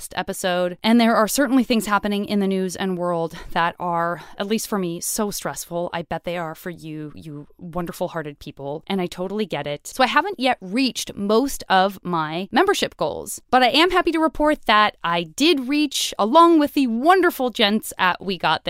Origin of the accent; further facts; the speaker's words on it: Tucson, Arizona, United States; I'm from Tucson, Arizona